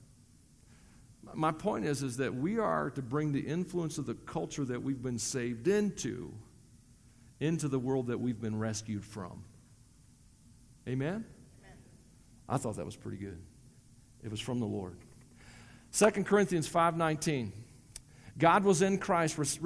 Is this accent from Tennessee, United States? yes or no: yes; Tennessee, United States; accent: southern twang; moved away as an adult; also born or lived in Colorado; now in Wyoming, United States; I'm from Tennessee. It comes out a lot of times. You hear the southern twang